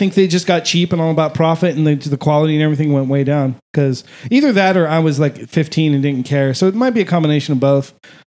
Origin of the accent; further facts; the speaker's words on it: California, United States; also born or lived in Ohio; I grew up in California.